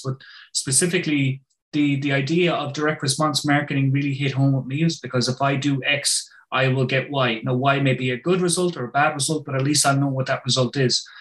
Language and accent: English; Ireland; I'm from Ireland